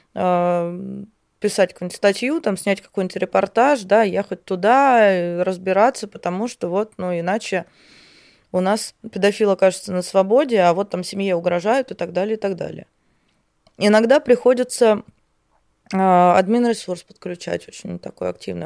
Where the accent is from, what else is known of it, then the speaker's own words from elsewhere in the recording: Voronezh, Voronezh Oblast, Russia; я сама из Воронежа